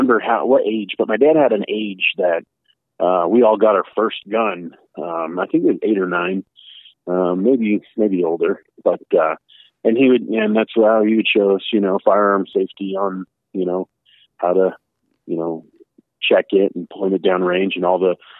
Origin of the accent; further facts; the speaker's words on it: Littleton, Colorado, United States; I grew up in Littleton, Colorado, which no one really knew about.